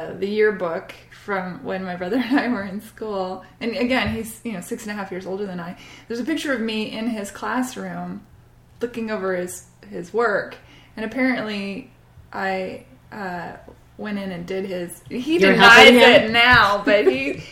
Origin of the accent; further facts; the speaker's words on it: Bellevue, Washington, United States; also born or lived in Cambridge, England; I grew up though in the Pacific Northwest.